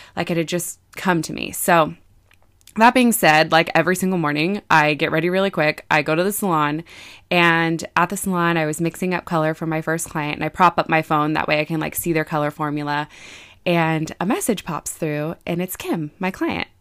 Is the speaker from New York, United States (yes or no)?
no; Vacaville, California, United States; I'm from Vacaville, so it's about forty-five minutes